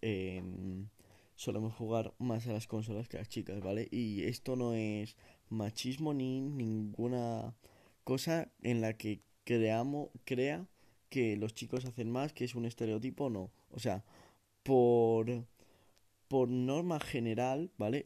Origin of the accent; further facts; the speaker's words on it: a small town in the Sierra, Community of Madrid, Spain; en mi comunidad autónoma, en Madrid. Em, yo no soy de Madrid Central, ni mucho menos, es más, soy de un pueblo pequeño de la Sierra.